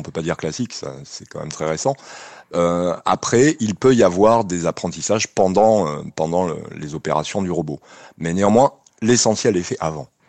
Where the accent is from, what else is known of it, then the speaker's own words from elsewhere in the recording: Nouvelle-Aquitaine, France; chez nous en Aquitaine